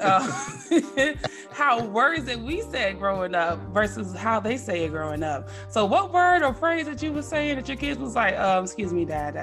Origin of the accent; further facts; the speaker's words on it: Dallas, Texas, United States; accent: Texas twang; also born or lived in San Jose, California; I was born in San Jose, California. I'm a Cali girl, but I was raised in Texas.